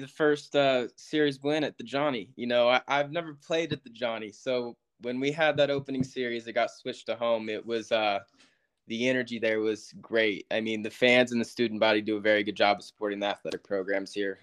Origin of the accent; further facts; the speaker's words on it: Yuba City, California, United States; moved away as an adult; also born or lived in Texas; now in Kentucky, United States; a little town called Yuba City. It's 30 minutes north of Sacramento. Uh, grew up there, born and raised